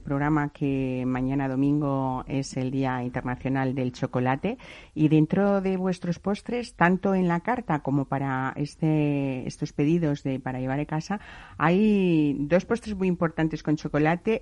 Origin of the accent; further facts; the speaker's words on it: Spain; así somos los españoles